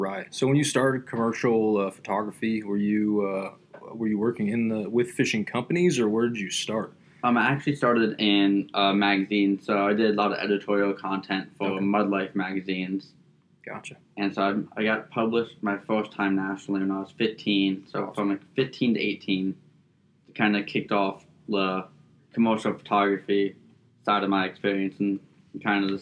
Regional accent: Fort Lauderdale, Florida, United States; All right, so I was born and raised in Fort Lauderdale, and my family's actually from the Bahamas. So I've pretty much been on the water my whole life, through and through.

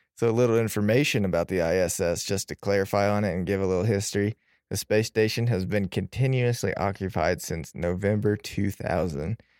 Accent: Indiana, United States; since I'm from Indiana

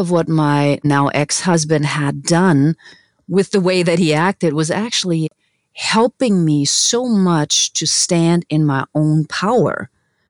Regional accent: Germany; English is a second language; moved away as an adult; now in United States; I am originally from Germany, born to an amazing mom

